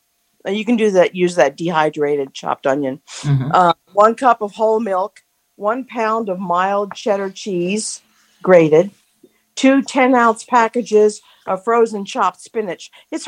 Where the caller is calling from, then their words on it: Spring, Maryland, United States; from Spring, Maryland.